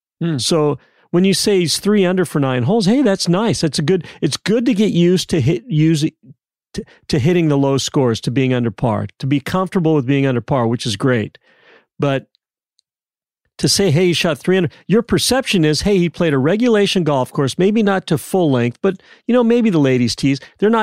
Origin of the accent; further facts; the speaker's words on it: San Diego, California, United States; now in Dallas, United States; When I grew up in San Diego, they said the San Diego Junior Golf Association was by far the best junior golf association in the world.